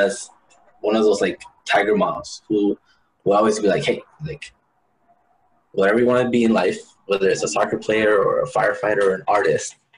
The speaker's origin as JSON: {"language": "English", "town": "Hayward", "region": "California", "country": "United States", "tie": "born or raised there", "also_born_or_lived": "El Paso, Texas / Ciudad Juarez, Chihuahua, Mexico", "said": "And then in the middle of that fifth year of my life, we actually packed it up and went to Hayward, California"}